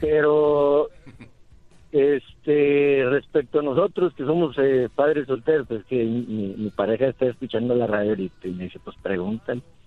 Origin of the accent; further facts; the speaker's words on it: San Nicolás, Mexico; moved away; Soy de San Nicolás